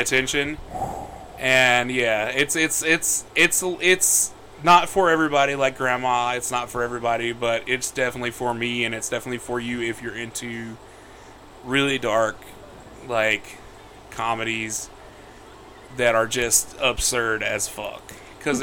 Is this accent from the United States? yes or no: yes; the South, United States; I was raised a boy in the South